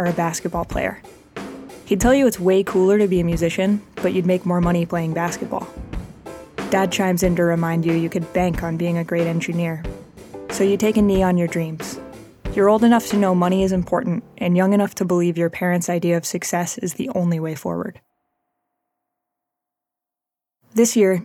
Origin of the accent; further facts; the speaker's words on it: Joplin, Missouri, United States; now in Somerville, United States; I live in Somerville, Massachusetts now, and I grew up in Joplin, Missouri